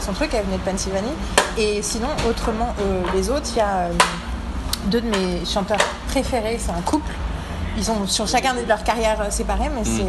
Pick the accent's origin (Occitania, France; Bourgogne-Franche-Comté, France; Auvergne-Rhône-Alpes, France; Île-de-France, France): Île-de-France, France; Paris; je suis une parisienne blanche